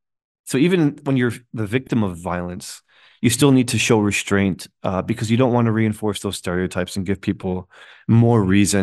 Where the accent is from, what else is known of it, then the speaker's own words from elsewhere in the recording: United States; I'm Muslim American too.